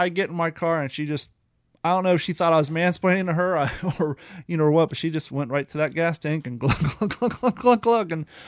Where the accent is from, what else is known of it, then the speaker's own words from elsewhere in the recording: New York, United States; I can be a dick. I'm from New York.